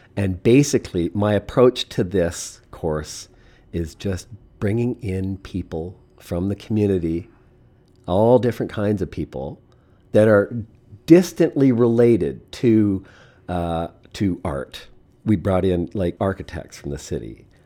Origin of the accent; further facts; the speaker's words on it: Eastern Canada, Canada; also born or lived in Montreal; now in Saskatoon, Canada; I'm really from the east